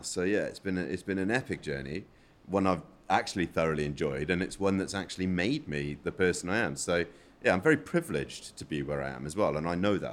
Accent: South Africa; now in United Kingdom; I'm from South Africa, where we don't have a public transport.

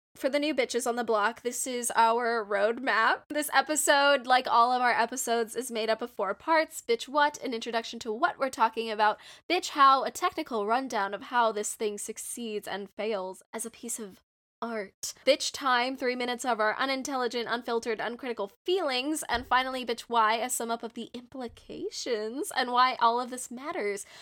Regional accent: Southern California, United States; I am from SoCal

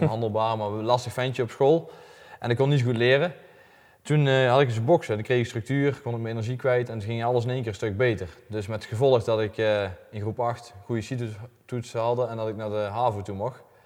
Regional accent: Elsendorp, North Brabant, Netherlands; Ik kom uit Elsnorp, klein dorpje bij Gemert

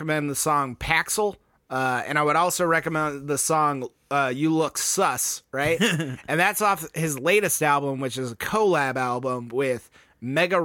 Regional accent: Texas, United States; we're from Texas, so I just put that hard A in everything

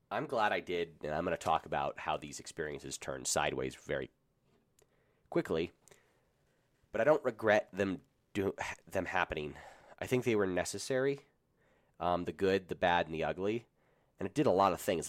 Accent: Colorado, United States; I'm from Colorado

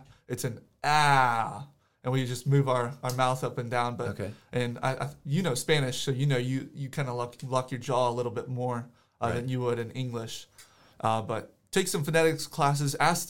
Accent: South Africa; also born or lived in United States; I know I grew up in South Africa, but I could have easily chosen to make it a lot worse for me.

